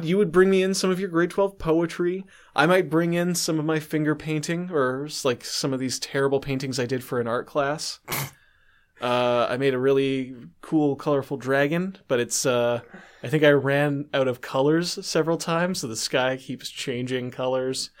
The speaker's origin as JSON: {"language": "English", "country": "Canada"}